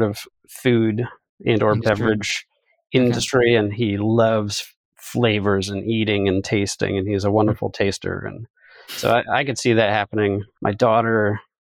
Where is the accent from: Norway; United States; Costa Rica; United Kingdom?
United States; Connecticut; I'm actually from Connecticut, but as you well know, have some roots in Ohio.